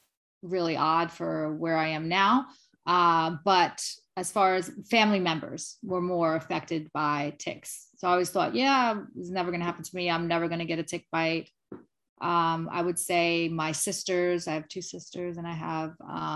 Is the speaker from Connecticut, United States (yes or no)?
no; Lindenhurst, New York, United States; I grew up on Long Island, Lindenhurst, Long Island, New York